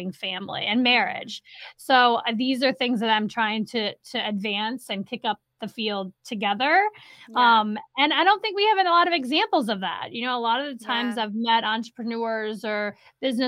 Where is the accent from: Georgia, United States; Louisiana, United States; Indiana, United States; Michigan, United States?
Louisiana, United States; New Orleans; moved away as an adult; also born or lived in upstate New York; now in Saratoga Springs, United States; I am originally from the New Orleans area